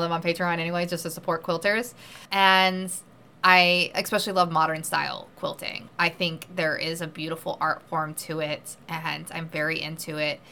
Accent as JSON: {"language": "English", "region": "the South", "country": "United States", "said": "I come from the South"}